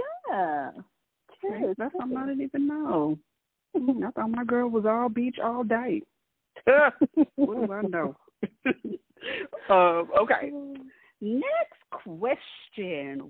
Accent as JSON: {"language": "English", "town": "Chicago", "region": "Illinois", "country": "United States", "tie": "born or raised there", "said": "I'm originally from Chicago, so that's where I was born and raised"}